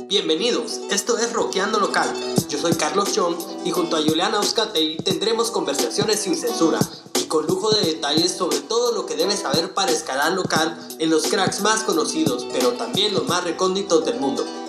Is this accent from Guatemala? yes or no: yes; Guatemala; soy guatemalteco